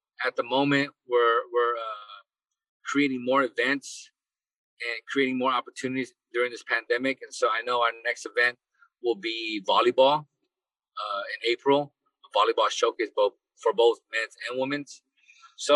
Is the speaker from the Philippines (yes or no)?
yes; Philippines; now in United States; I was born in the Philippines.